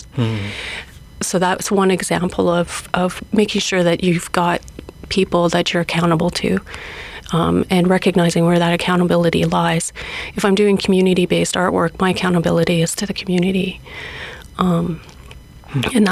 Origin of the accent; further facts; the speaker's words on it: Cold Lake First Nations, Alberta, Canada; now in Edmonton, Canada; I'm Cree Métis from Cold Lake First Nations